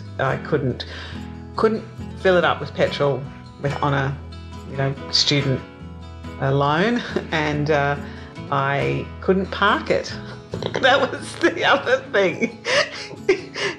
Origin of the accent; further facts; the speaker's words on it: Rockhampton, Queensland, Australia; also born or lived in Brisbane, Australia; I'm a Queenslander through and through. I was born in Rockhampton.